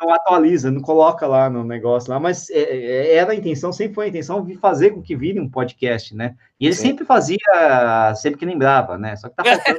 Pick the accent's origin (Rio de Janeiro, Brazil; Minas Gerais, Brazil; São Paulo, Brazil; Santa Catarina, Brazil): São Paulo, Brazil; São Bernardo do Campo; Eu sou de lá, né? Sou de São Bernardo